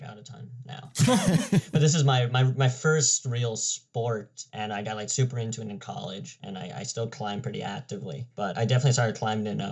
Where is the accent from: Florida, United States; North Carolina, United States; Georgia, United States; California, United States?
California, United States; now in Chicago, United States; I was born in California